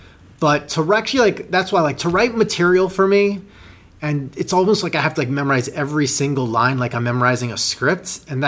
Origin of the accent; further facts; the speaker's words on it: New York, United States; I'm from New York